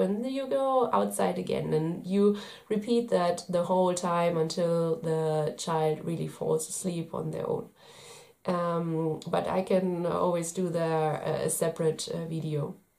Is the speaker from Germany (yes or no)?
yes; Germany; I'm from Germany.